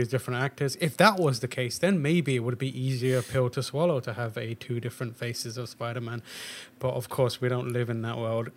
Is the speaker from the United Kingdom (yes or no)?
yes; England, United Kingdom; moved away; also born or lived in Pakistan; being English and Pakistani